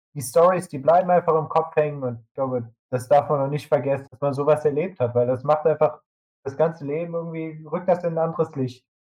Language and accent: German; Germany; als Deutscher